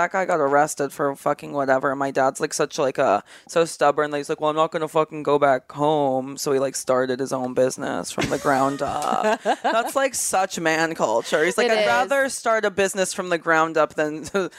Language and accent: English; Kauai, Hawaii, United States; now in Los Angeles, United States; I grew up on Kauai, so like the smallest one